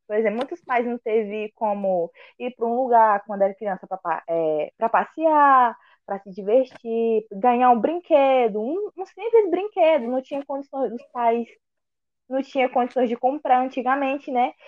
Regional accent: Araguaína, Tocantins, Brazil; sou de Araguaína, Tocantins

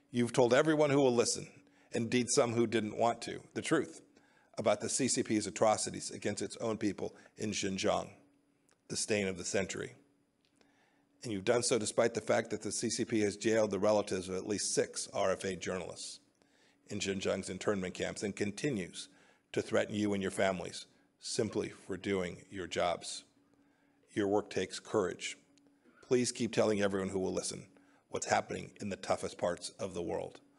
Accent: Kansas, United States; I'm from Kansas.

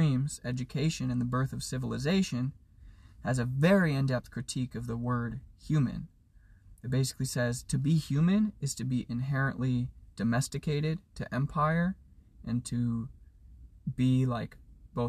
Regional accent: Edmonds, Washington, United States; I was raised white in Edmonds, Washington

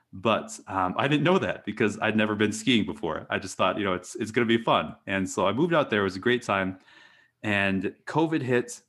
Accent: Eau Claire, Wisconsin, United States; moved away as an adult; also born or lived in Maine / New Hampshire; I grew up in, um, Eau Claire, Wisconsin.

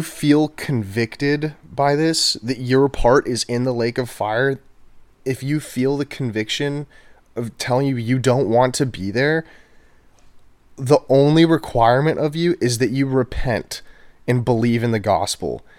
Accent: Houston, Texas, United States; also born or lived in College Station, Texas; I am from Houston, Texas.

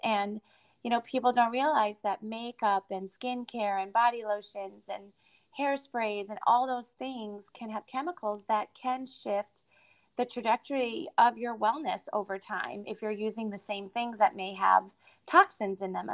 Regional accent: Connecticut, United States; moved away as an adult; also born or lived in Boston / Midwest; I moved to Boston because I was from Connecticut.

